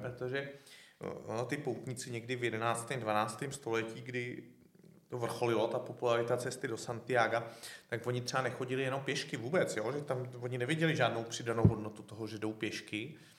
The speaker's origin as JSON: {"language": "Czech", "town": "České Budějovice", "region": "South Bohemian Region", "country": "Czechia", "said": "Já ten rok na to jsem šel z Český Budějovic do Říma"}